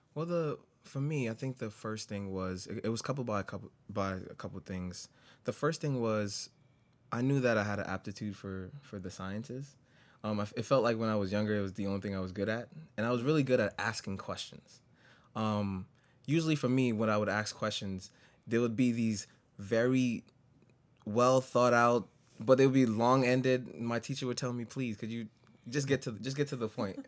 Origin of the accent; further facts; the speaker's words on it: New York City, New York, United States; moved away as an adult; now in Syracuse, United States; I grew up in the Bronx all my life